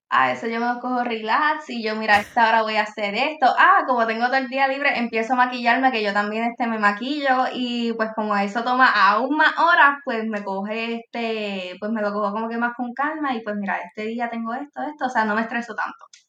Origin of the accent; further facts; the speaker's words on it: Puerto Rico; yo soy de Puerto Rico